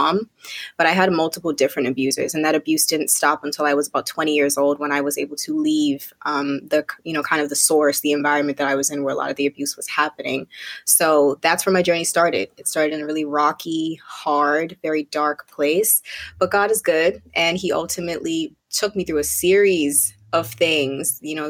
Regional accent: Connecticut, United States; also born or lived in Bermuda; now in Brooklyn, United States; I'm currently living in Brooklyn, New York, but I'm originally from Bermuda. So I was born in Bermuda, raised in Connecticut, and bounced around quite a lot throughout my life

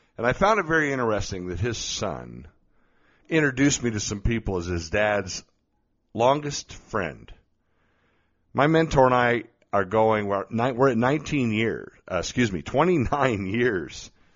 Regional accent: Colorado Springs, Colorado, United States; here in my hometown of Colorado Springs.

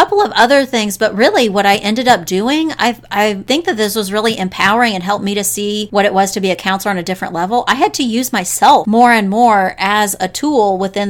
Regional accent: North Texas, United States; moved away as an adult; So I'm from Texas, North Texas. Mm-hmm. And I went to North Texas.

